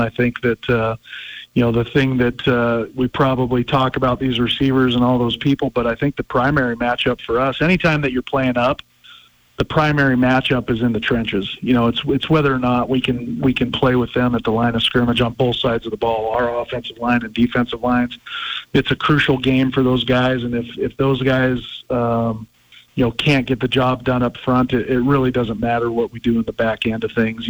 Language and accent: English; Pocatello, Idaho, United States; moved away; I grew up in Pocatello, Idaho